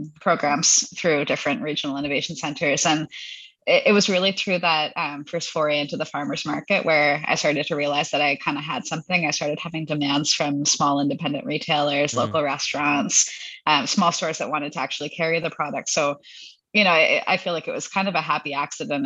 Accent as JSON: {"language": "English", "town": "Hamilton", "region": "Ontario", "country": "Canada", "tie": "born or raised there", "lives_now": "London, Canada", "said": "I'm from the Hamilton area originally, so I mm-hmm. live in London now, which is where the, the business is based, London, Ontario, yep. uh, Canada's London. Yep. Uh, but I grew up in Hamilton"}